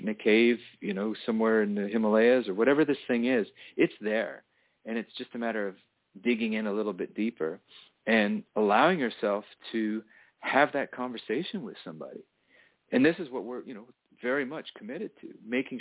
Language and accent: English; Toronto, Ontario, Canada; I grew up in Toronto, which is a wonderful town